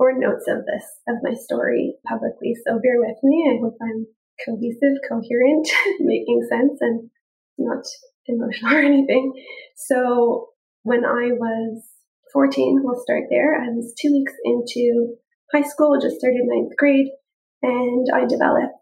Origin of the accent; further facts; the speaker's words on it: Toronto, Ontario, Canada; I'm from Toronto, Canada.